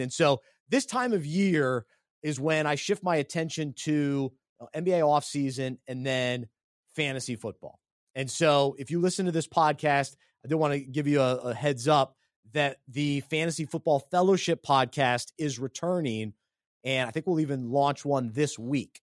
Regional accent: Charlotte, North Carolina, United States; born or raised there

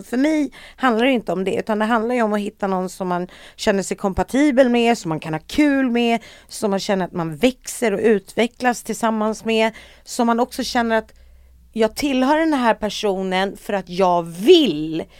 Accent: Sweden; jag var ju då svensk

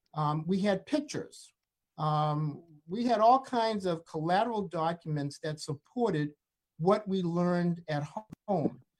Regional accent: the North, United States; growing up in the North

